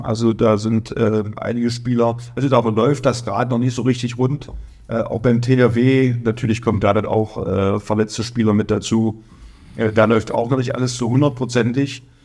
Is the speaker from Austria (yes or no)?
no; Magdeburg, Saxony-Anhalt, Germany; accent: Berliner; now in Kraichgau, Germany; Bin beim SC Magdeburg groß geworden